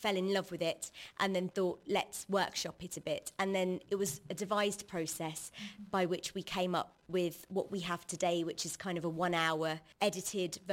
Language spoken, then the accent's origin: English; London, United Kingdom; I'm from London, UK